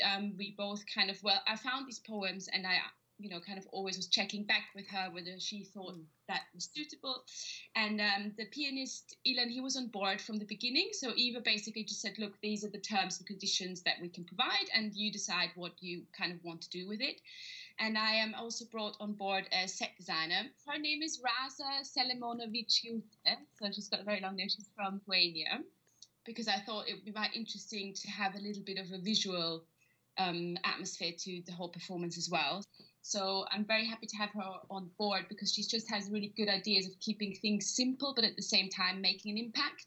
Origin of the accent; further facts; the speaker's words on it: Vienna, Austria; moved away as an adult; now in London, United Kingdom; I'm Austrian, so I'm originally from Vienna